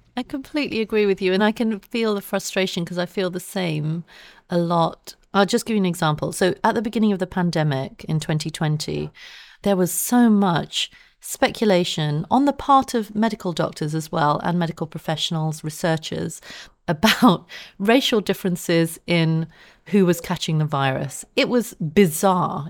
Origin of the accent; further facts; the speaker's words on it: London, United Kingdom; I grew up in Southeast London at a time when the B N P was active